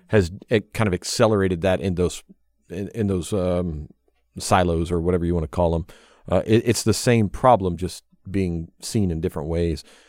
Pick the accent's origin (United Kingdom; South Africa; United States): United States; the South; Elizabeth and I growing up in the South